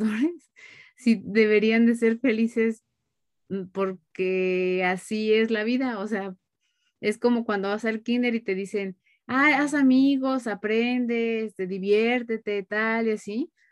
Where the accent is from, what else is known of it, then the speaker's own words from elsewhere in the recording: Mexico; yo lo hablo como mexicanos